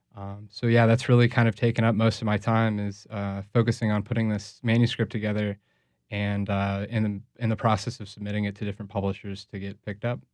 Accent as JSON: {"language": "English", "town": "St. Louis", "region": "Missouri", "country": "United States", "moved": "yes", "lives_now": "New Orleans, United States", "said": "I'm originally from Saint Louis."}